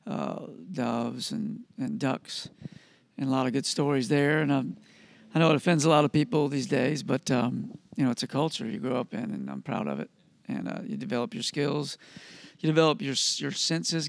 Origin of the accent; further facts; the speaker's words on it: Lakeland, Florida, United States; also born or lived in Miami, Florida / Sarasota, Florida; I was there till I was six, and then moved to Lakeland, where I grew up pretty much. And that's the middle of the state